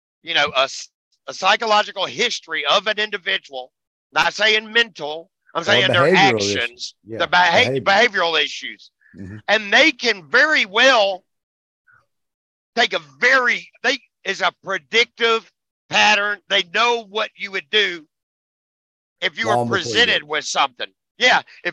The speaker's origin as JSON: {"language": "English", "country": "United States", "said": "we're American"}